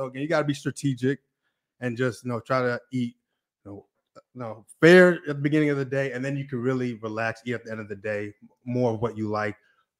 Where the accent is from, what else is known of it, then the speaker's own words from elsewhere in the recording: Nigeria; I'm Nigerian, so that, you know, I grew up in that, like eating good.